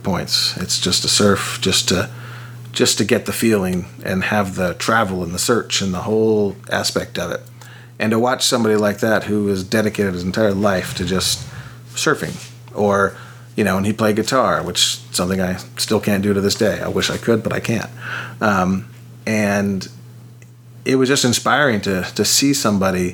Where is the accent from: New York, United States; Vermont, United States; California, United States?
California, United States; Orange County, Southern; also born or lived in San Diego; growing up in Southern California, surfing all the time